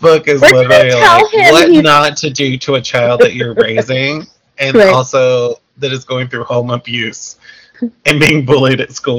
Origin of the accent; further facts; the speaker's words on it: the South, United States; Well, there's definitely some being born and raised in the South, which is evident in every